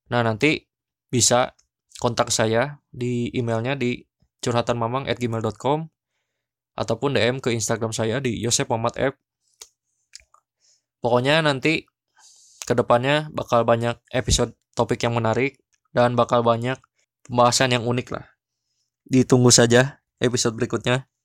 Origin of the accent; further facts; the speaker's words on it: Bandung, West Java, Indonesia; karena saya orang Sunda kan ya, orang Bandung.